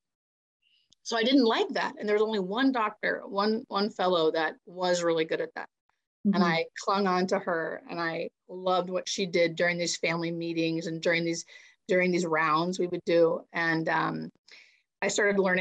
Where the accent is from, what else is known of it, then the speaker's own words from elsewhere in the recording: Erie, Pennsylvania, United States; moved away; also born or lived in Baltimore; I grew up on the Canadian border in Pennsylvania.